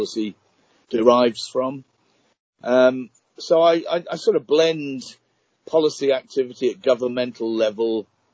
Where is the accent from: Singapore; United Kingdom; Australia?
United Kingdom; Birmingham, West Midlands; also born or lived in Hull / Kent; Moved to the Midlands when my dad got a better job in Birmingham, went to school in Birmingham